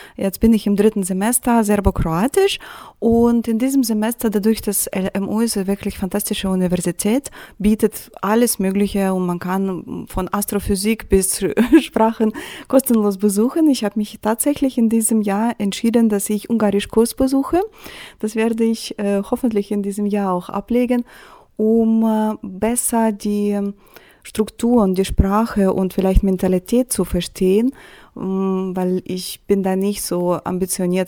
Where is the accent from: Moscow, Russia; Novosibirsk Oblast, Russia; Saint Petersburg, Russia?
Saint Petersburg, Russia; German is a second language; now in Germany; ich komme aus St. Petersburg